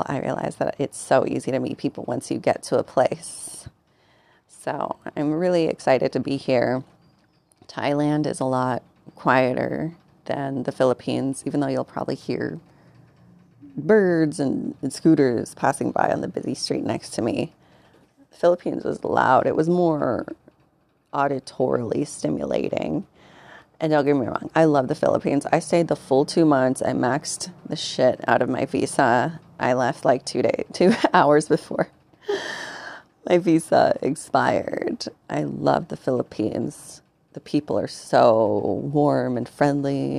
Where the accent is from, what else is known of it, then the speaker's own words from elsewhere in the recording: United States; also born or lived in Mexico; I'm a formerly undocumented Mexican-American